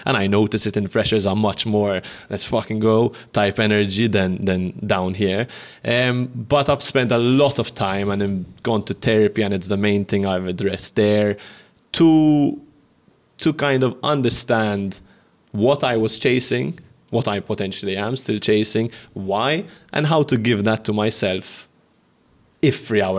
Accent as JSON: {"language": "English", "country": "Malta", "tie": "born or raised there", "said": "we're starting a podcast called Growing Pains, which is talks about the pains of growing up in Malta."}